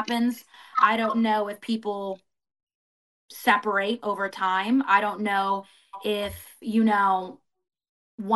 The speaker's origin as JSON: {"language": "English", "region": "Florida", "country": "United States", "said": "I'm from Florida"}